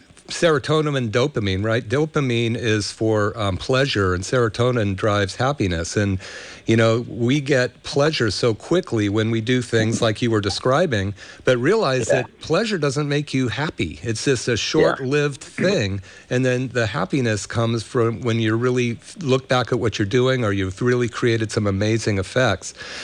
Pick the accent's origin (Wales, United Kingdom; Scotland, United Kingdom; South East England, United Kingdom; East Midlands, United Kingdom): Scotland, United Kingdom; You know, because of I'm Scottish, I'll say there was a very old Scottish chieftain, right?